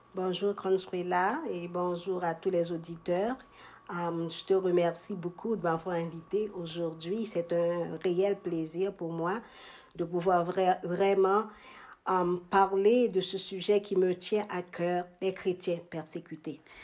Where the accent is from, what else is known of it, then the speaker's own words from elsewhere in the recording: Haiti; moved away as an adult; also born or lived in Montreal, Canada / Toronto, Canada; now in Ottawa, Canada; je suis originaire d'Haïti. je, suis arrivée à Montréal en 1994